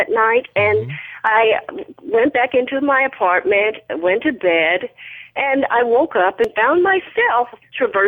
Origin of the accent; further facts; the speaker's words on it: Wichita, Kansas, United States; moved away as an adult; now in Dallas, United States; I moved from Wichita, Kansas to Dallas to be with my twin